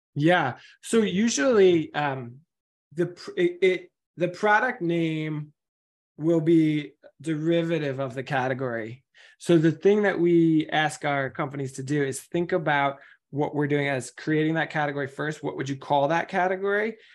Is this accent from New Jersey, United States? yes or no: no; New York, United States; I'm from New York